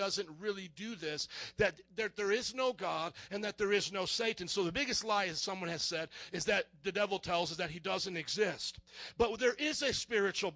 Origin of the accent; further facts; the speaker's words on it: Indiana, United States; now in Chicago, United States; I grew up in Indiana